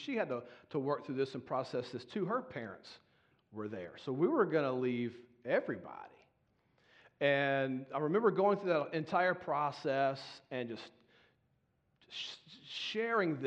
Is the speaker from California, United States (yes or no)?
no; Baton Rouge, Louisiana, United States; moved away as an adult; was born and raised in Baton Rouge, Louisiana